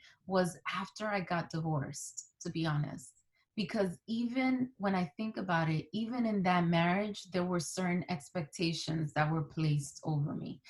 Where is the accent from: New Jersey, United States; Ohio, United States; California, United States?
New Jersey, United States; Newark and East Orange; born or raised there; first language Spanish; English is a second language; also born or lived in Santo Domingo, Dominican Republic